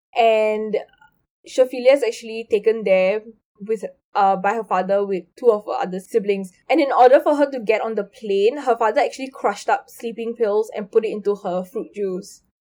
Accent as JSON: {"language": "English", "country": "India", "said": "I'm Indian"}